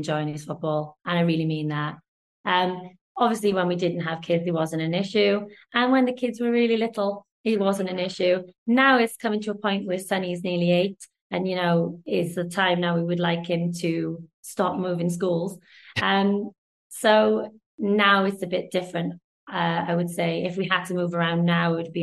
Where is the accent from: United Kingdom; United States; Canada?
United Kingdom; Wales; also born or lived in London